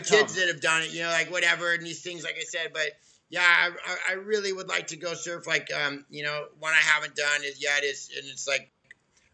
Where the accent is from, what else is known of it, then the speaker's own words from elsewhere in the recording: Southern California, United States; You were, like myself, born and raised in Southern California